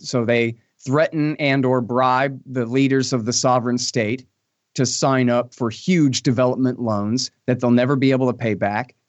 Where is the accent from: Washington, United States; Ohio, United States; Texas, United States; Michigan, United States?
Texas, United States; I'm a Texan